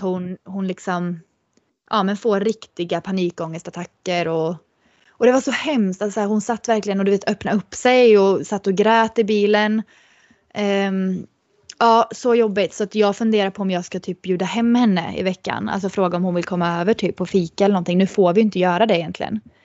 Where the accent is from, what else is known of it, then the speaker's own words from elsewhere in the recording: Sweden; moved away as an adult; att komma hem till Sverige